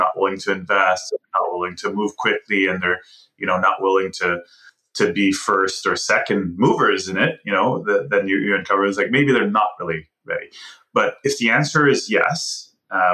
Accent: Montreal, Quebec, Canada; also born or lived in Ottawa; I'm from Montreal and actually graduated from journalism at Concordia University.

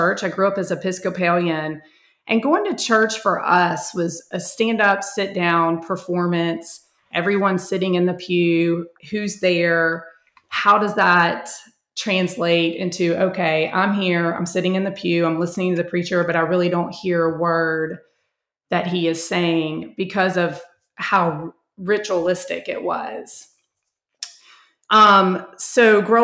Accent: Charlotte, North Carolina, United States; moved away as an adult; now in Fort Mill, United States; I grew up in Charlotte

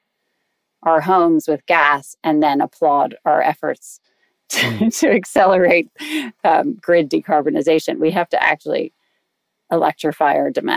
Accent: United States; accent: American; moved away as an adult; now in London, United Kingdom; I've been living in London since 2003, in spite of my American accent

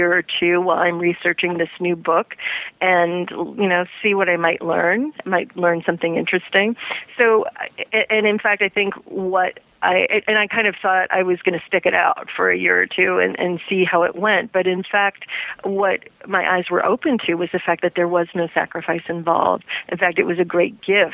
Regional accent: Midwest, United States; since I grew up in the Midwest

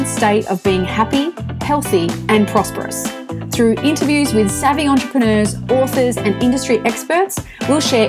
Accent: Perth, Western Australia, Australia; also born or lived in London; I'm from Perth originally, and I came back to Perth

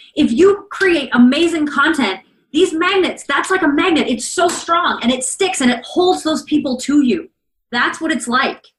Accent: Canada; So I'm Canadian and I live relatively close to the American border.

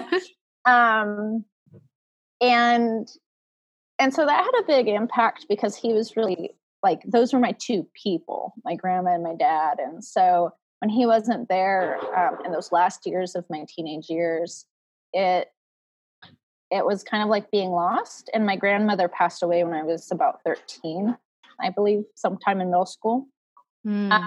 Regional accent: West Coast, United States; also born or lived in Midwest; I grew up in the West Coast and I moved away to the Midwest

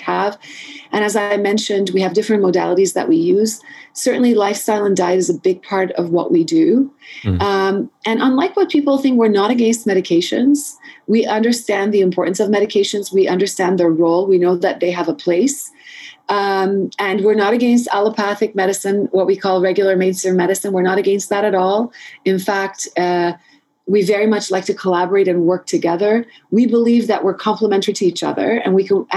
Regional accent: Montreal, Quebec, Canada; I grew up in Montreal, and I think it was sort of in between high school and university, we have something called Cégep

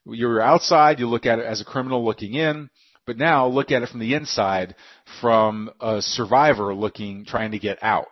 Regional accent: near Austin, Texas, United States; Austin, just near my hometown

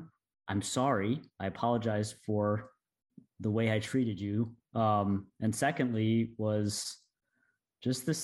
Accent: Durham, North Carolina, United States; moved away; went back to my hometown, Durham, North Carolina, approached the school that I went to, this middle school where I was 12 years old

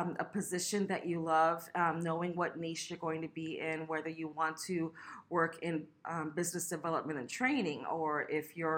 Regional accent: West Palm Beach, Florida, United States; I'm from West Palm Beach, Florida

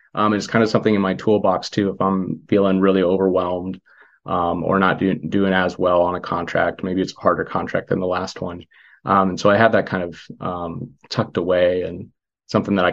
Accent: Missouri, United States; moved away as an adult; I'm from Missouri, spend most of my time there.

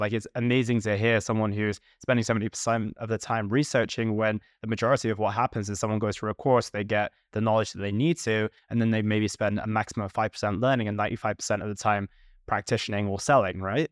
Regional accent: United Kingdom; we're both British

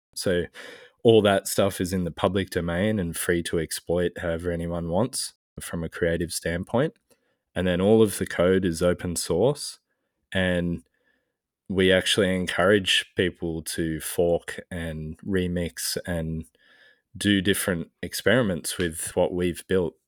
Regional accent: Australia; as an Australian

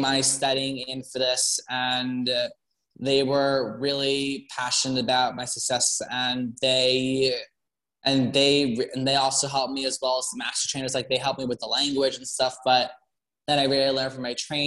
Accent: Long Island, New York, United States; moved away as an adult; now in Bronx, United States; I'm originally from Long Island, but I'm living in the Bronx now for school.

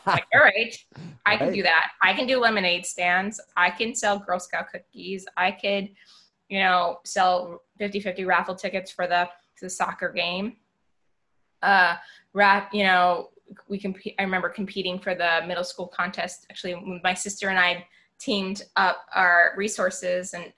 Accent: Long Island, New York, United States; I grew up in New York on Long Island

